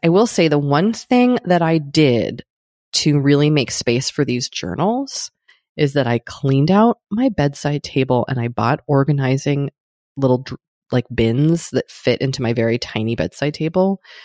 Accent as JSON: {"language": "English", "country": "United States", "said": "an American"}